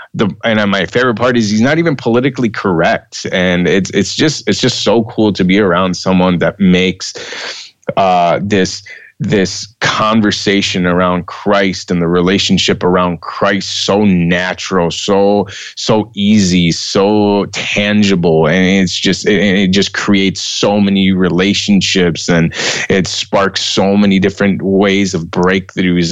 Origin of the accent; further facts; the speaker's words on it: United States; my home country of the United States